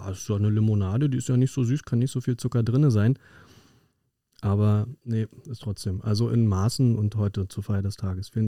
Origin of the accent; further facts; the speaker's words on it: North Rhine-Westphalia, Germany; Okay, ich komme aus dem Ruhrgebiet, ich würde sagen, da gibt es ähnliche Kategorien.